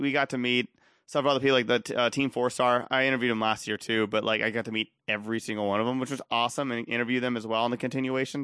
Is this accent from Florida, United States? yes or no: no; Austin, Texas, United States; I'm from Austin